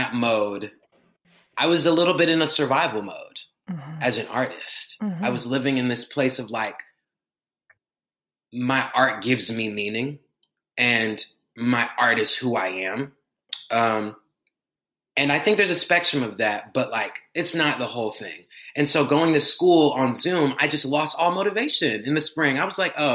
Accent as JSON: {"language": "English", "town": "Atlanta", "region": "Georgia", "country": "United States", "said": "I'm from Atlanta, Georgia. I'm in Atlanta right now"}